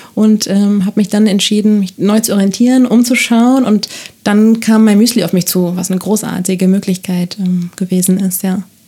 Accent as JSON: {"language": "German", "town": "Barcelona", "region": "Catalonia", "country": "Spain", "tie": "born or raised there", "moved": "as an adult", "lives_now": "Germany", "said": "Ich bin in Barcelona geboren, das steht auch in meinem Ausweis"}